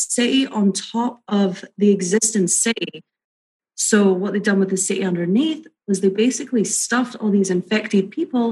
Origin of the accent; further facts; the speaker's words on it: Edinburgh, Scotland, United Kingdom; moved away as an adult; now in California, United States; I was born in Edinburgh, Scotland. And I moved over to California about 9 years ago.